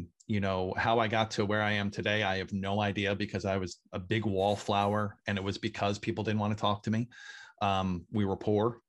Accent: Hopatcong, New Jersey, United States; I grew up in Lake Opatcong, New Jersey, biggest lake in the state. Didn't really grow up here, but I moved here when I was 11

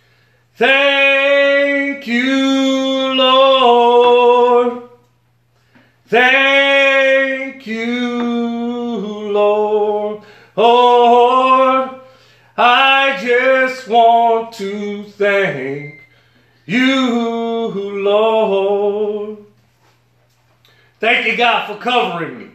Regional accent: New Orleans, Louisiana, United States; I'm from New Orleans, Louisiana, a place with a mixture of gumbo or beliefs.

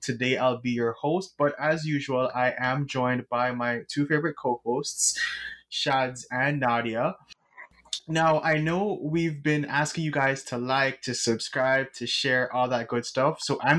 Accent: Jamaica; moved away; ever since I've moved here, I know that being Jamaican is this huge deal.

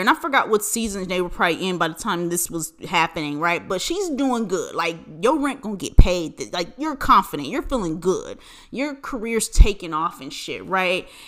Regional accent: United States; as an American

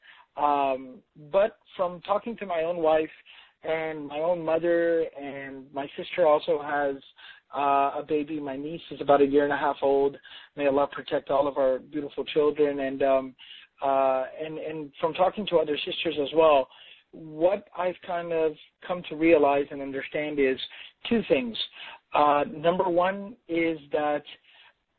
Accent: Dallas, Texas, United States; I'm from Dallas, so we have a lot of corporations and, you know, corporate work settings here

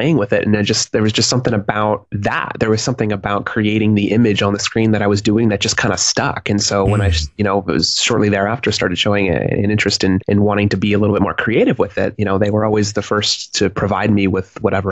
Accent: Reno, Nevada, United States; also born or lived in Westlake, California; I was born in Westlake, California, but I grew up the majority of my childhood up in Reno, Nevada.

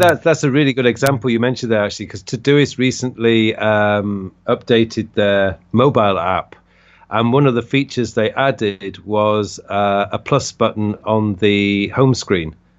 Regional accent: Leeds, Yorkshire and the Humber, United Kingdom; moved away as an adult; now in South Korea; I originally come from the U K, I come from Leeds

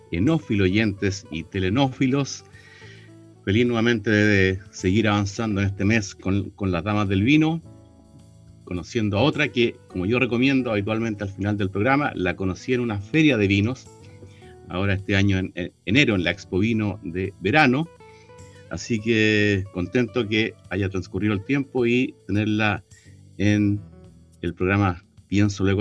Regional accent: Viña del Mar, Valparaíso, Chile; mis, primeros cuatro años los viví en la calle La Torre

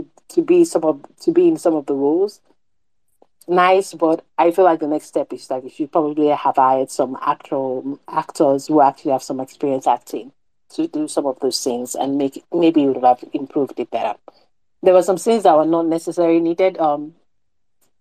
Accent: Nigeria

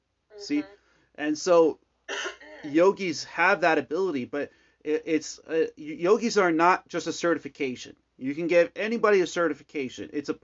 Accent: California, United States; now in Arizona, United States; So I came from California to Arizona.

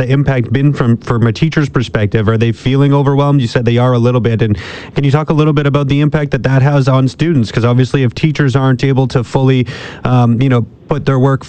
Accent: Ontario, Canada; moved away; when I grew up in Ontario

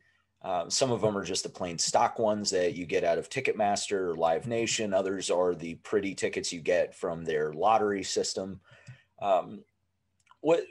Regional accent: Ohio, United States; I grew up in Ohio

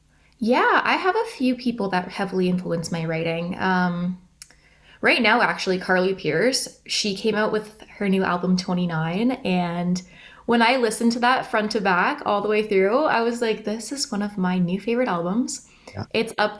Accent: Caledon, Ontario, Canada; Originally, I'm from Caledon, which is maybe an hour north of Toronto.

